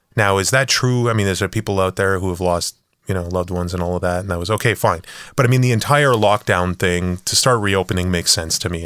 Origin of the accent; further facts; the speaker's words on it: Canada; we're Canadian